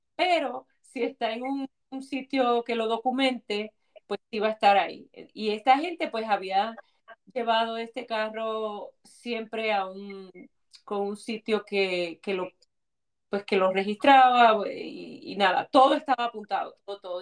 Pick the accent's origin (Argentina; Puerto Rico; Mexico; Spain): Puerto Rico; somos puertorriqueños